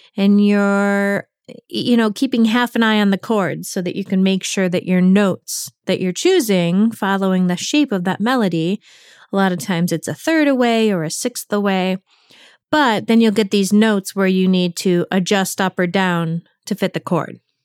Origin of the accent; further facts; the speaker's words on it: New England, United States; the New England, where I come from